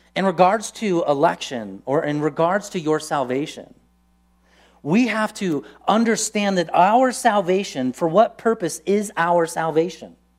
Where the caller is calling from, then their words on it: San Diego, California, United States; moved away as an adult; we moved from San Diego to here, it was like, why in the world is God calling us from sunny San Diego to wintry Truckee, California